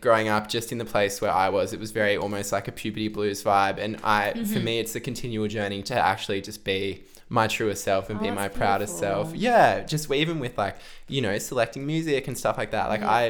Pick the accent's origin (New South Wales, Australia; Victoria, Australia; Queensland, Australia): New South Wales, Australia; Central Coast; moved away as an adult; also born or lived in Canberra; now in Melbourne, Australia; moving to Melbourne in 2018, that was really when my life started to open up. You know, I am from the Central Coast. I did my undergraduate in Canberra